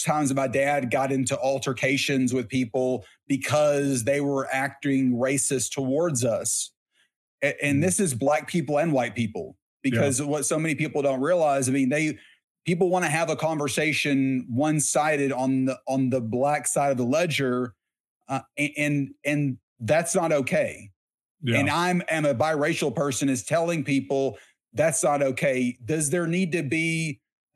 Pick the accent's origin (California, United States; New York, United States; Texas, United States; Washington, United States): Texas, United States; I grew up in Texas